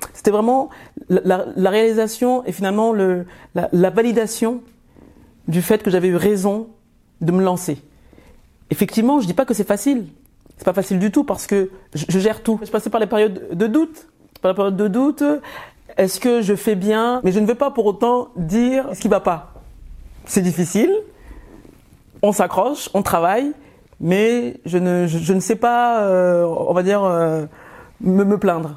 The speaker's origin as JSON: {"language": "French", "country": "France", "tie": "born or raised there", "also_born_or_lived": "Yaoundé, Cameroon", "said": "Je suis arrivée en France à l'âge de 5 ans. Je suis repartie à l'âge de 12 et je suis revenue à l'âge de 16 ans en France."}